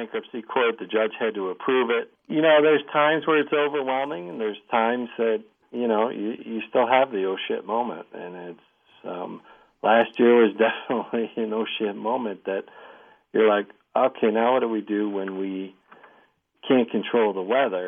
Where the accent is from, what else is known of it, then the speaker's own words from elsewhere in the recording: Elmira, New York, United States; I'm from Elmira. I'm an hour away